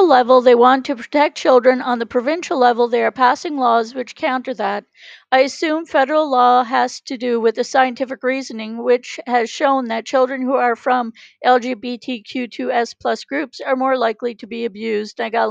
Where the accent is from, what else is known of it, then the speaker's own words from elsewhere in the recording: Canada; I'm Canadian